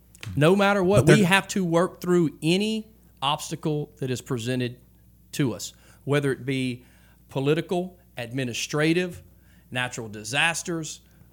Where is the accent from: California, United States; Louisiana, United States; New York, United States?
Louisiana, United States; We're from Louisiana, and we're going to this Texas organization